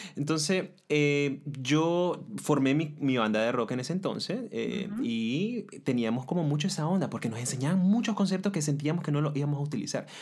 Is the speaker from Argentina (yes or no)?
no; Nicaragua